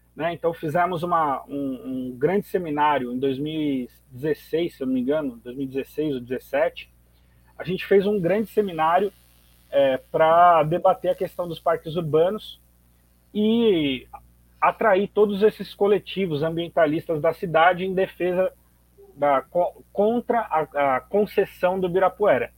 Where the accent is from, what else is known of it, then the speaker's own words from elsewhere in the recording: São Paulo, Brazil; eu sou morador de Itaquera, na zona leste de São Paulo